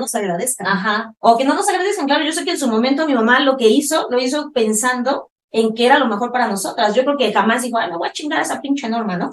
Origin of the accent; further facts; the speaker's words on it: Mexico; Yo soy mamá mexicana